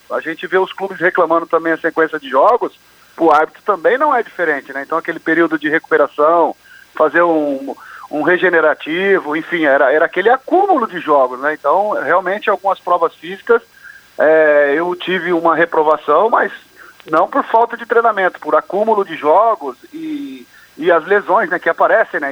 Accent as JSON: {"language": "Portuguese", "town": "Londrina", "region": "Paraná", "country": "Brazil", "tie": "born or raised there", "moved": "yes", "said": "lá da Vila Recreio, onde eu comecei ali, onde eu nasci e fui criado"}